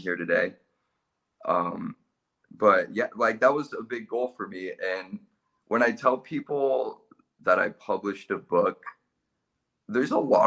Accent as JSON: {"language": "English", "region": "California", "country": "United States", "tie": "born or raised there", "moved": "as an adult", "lives_now": "Australia", "said": "I was born in California"}